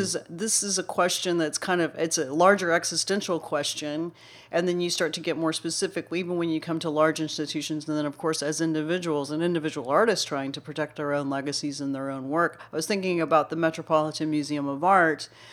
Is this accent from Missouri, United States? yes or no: no; Dallas-Fort Worth, Texas, United States; growing up in Dallas, Fort Worth